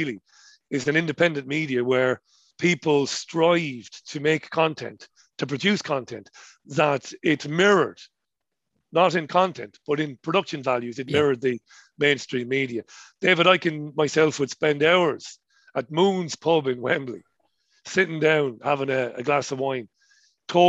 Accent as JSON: {"language": "English", "country": "Ireland", "accent": "colloquial Irish", "said": "my colloquial Irish accent."}